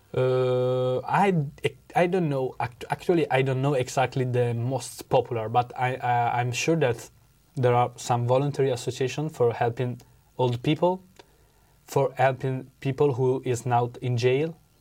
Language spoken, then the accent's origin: English; Venice, Veneto, Italy; English is a second language; I'm from Italy. I come from Venice.